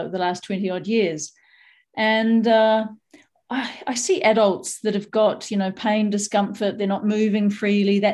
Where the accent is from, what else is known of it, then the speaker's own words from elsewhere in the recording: New Zealand; I grew up in New Zealand, so we were barefoot quite a lot.